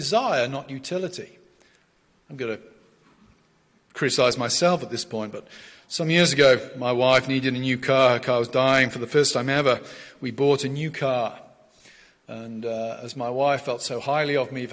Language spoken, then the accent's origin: English; South West England, United Kingdom; moved away as an adult; I'm from the West Country of England.